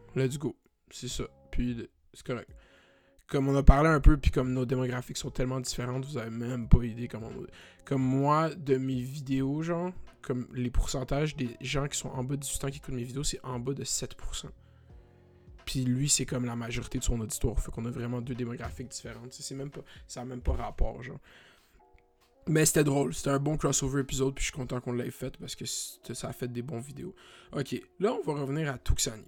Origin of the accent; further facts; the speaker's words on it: Canada; je suis Canadien.